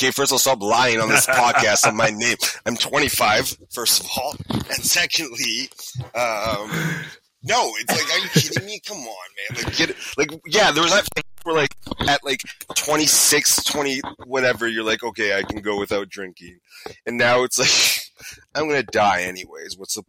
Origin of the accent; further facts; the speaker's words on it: United States; I probably talk to Toronto people more, first of all, and I'm American.